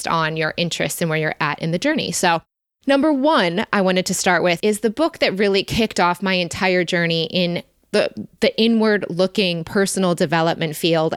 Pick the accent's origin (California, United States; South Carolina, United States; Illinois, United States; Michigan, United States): Michigan, United States; we grew up in Michigan